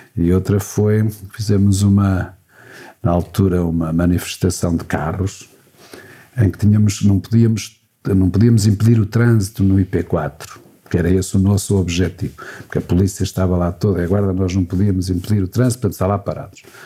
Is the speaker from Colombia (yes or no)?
no; Vila Real, Norte, Portugal; moved away as an adult; also born or lived in Mirandela / Coimbra; A minha terra hoje é mais Mirandela do que a Vila Real